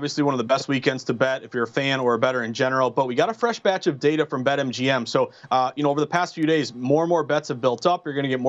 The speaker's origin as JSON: {"language": "English", "region": "Massachusetts", "country": "United States", "said": "I'm from Massachusetts."}